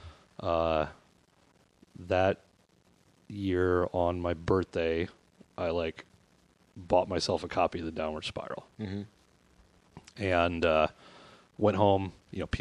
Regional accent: South Dakota, United States; moved away as an adult; also born or lived in New York / Portland; growing up in South Dakota

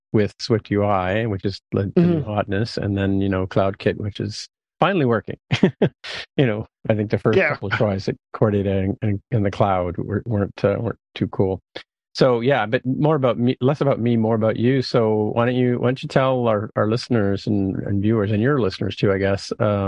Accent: St. Catharines, Ontario, Canada; now in Toronto, Canada; I grew up in St. Catharines, Ontario, when I was, you know, before our high school or early high school

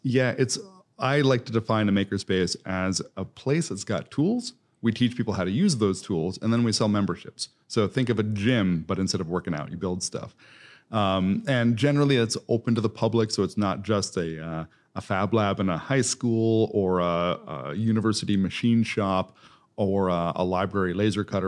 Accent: East Coast, United States; moved away as an adult; also born or lived in Columbus, Ohio; now in Indianapolis, United States; I'm originally from the East Coast

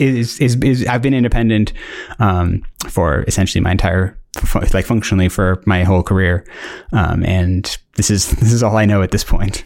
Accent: Northern Virginia, United States; moved away as an adult; also born or lived in South Africa; now in United Kingdom; I was born in South Africa, uh, lived there till I was eleven, and then moved to the United States, uh, and, uh, specifically, like, the Northern Virginia area

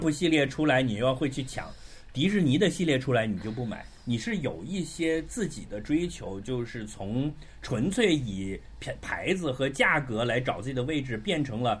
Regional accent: Macau; 就是说，我们澳门人生活很艰难的，一定要有一个捞的

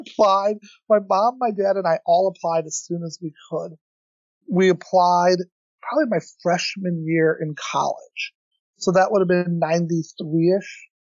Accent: Edwardsville, Illinois, United States; also born or lived in East Lansing, Michigan / Iran / St. Louis; I moved to St. Louis. I was a Cardinals fan. Raised in East Lansing, I was a Spartan fan.

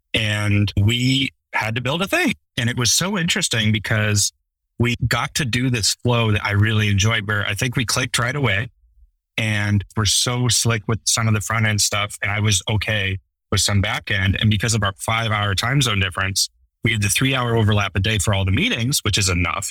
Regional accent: Western US, United States; I grew up in the Western US.

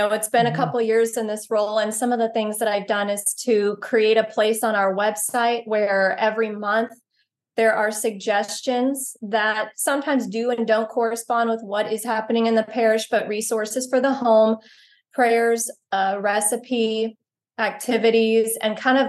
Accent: Texas, United States; So we're very Southern, and I grew up in East Texas.

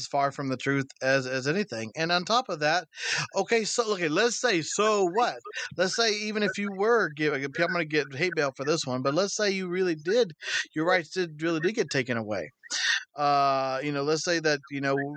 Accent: United States; born and raised and living in this country.

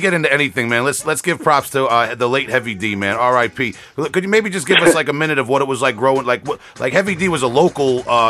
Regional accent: Huntington, New York, United States; people often think that maybe because my accent or something, that I'm like from Manhattan or Brooklyn or something, or that that Huntington and Long Island, where I'm from, is like right in the five boroughs or something.

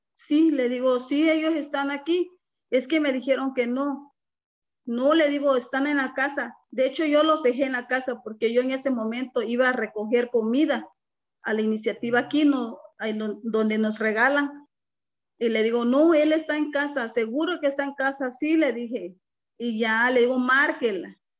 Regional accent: Guerrero, Mexico; moved away as an adult; also born or lived in Nogales, Mexico; now in Ohio, United States; Soy del estado, originaria del estado de Guerrero, una mujer indígena 100%

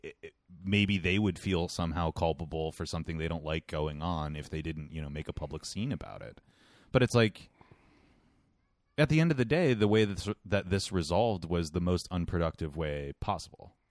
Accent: United States; I'm an American person.

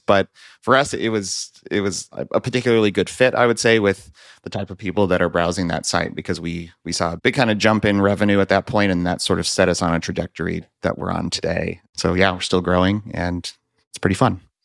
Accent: Central Valley, California, United States; moved away as an adult; now in Minneapolis, United States; I'm actually originally from California, grew up in the Central Valley, surrounded by fruit trees

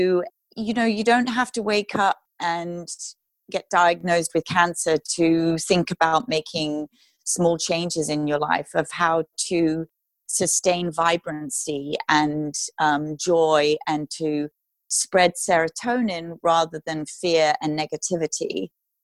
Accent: United Kingdom; moved away as an adult; now in Los Angeles, United States; I am a British classical crossover artist, moved to Los Angeles about 11 years ago

